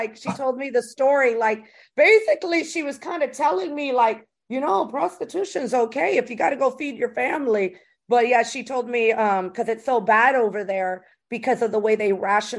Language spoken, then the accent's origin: English; Tampa, Florida, United States; also born or lived in Las Vegas / Los Angeles; now in New York, United States; I grew up in Tampa, Florida.